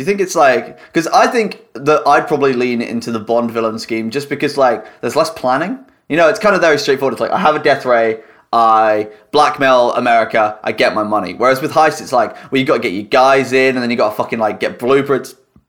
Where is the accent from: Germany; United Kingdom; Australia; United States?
United Kingdom; We're all British.